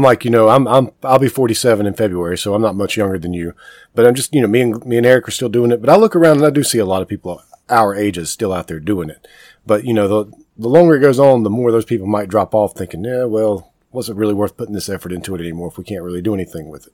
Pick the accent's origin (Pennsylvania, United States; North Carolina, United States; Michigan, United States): North Carolina, United States; Kings Mountain; I'm from Kings and, Mountain, so I, I, grew up in a, like a really small town, a little bit far, farther yep. away from Charlotte